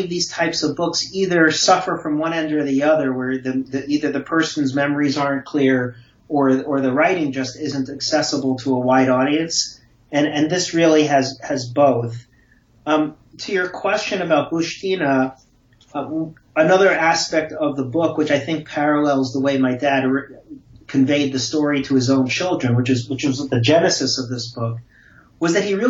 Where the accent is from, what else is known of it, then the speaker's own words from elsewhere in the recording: Brooklyn, New York, United States; had a beautiful childhood and a very enriching childhood growing up in Brooklyn.